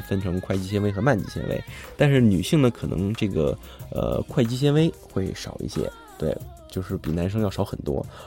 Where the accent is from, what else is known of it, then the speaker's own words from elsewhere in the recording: China; 以我们中国人自己的生活习惯而言